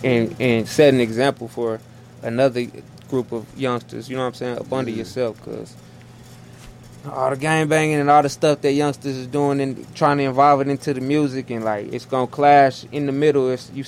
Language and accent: English; Tulsa, Oklahoma, United States; I'm Tulsa.